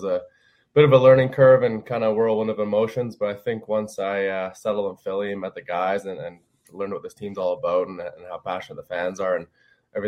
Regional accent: Vancouver, British Columbia, Canada; moved away as an adult; now in Philadelphia, United States; Vancouver's my hometown.

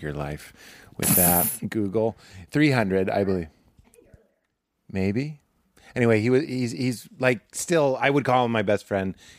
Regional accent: Lexington, Massachusetts, United States; I'm from Lexington, Massachusetts

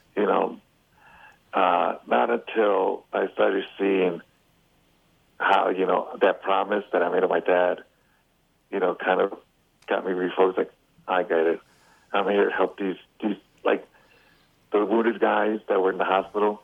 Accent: Chicago, Illinois, United States; I'm from Chicago

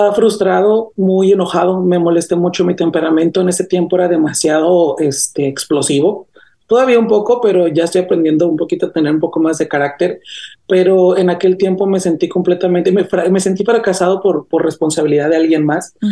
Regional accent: Gómez Farías, Chihuahua, Mexico; also born or lived in Namiquipa, Chihuahua; now in United States; mi pueblito este caraqueño que tengo por ahí en Chihuahua, se llama Gómez Farías, Chihuahua. Yo nací en un pueblo aledaño de ahí mismo

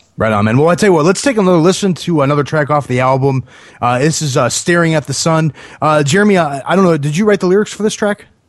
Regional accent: Northeast Ohio outside of Cleveland, United States; now in Nashville, United States; I grew up in Northeast Ohio outside of Cleveland.

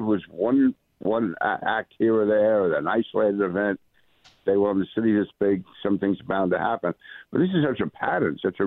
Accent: New York City, New York, United States; I grew up in Queens, went to a high school in Brooklyn

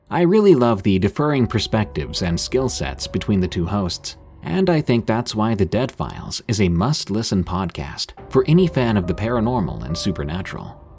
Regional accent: Commerce City, Colorado, United States; So, I'm a 19 year old guy from Thornton, Colorado. I'm 6 foot 2 at a husky 240 pounds. I grew up in North Commerce City

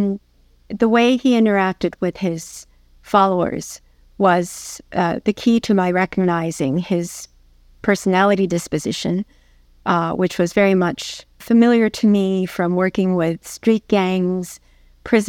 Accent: New York City, New York, United States; while I was growing up in New York City

